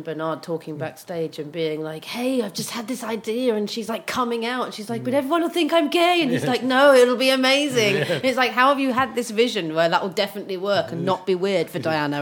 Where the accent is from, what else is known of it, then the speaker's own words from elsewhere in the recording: London, United Kingdom; growing up in Brixton